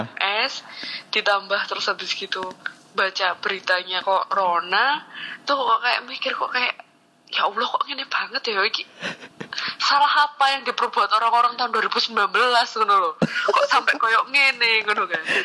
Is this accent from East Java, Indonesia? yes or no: yes; Sidoarjo, East Java, Indonesia; accent: medok (Javanese); moved away as an adult; now in Jakarta, Indonesia; saya orang Jawa orang sidoarjo